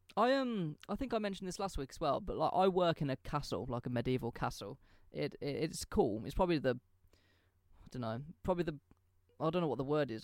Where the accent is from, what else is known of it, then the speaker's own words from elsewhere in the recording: England, United Kingdom; I'm English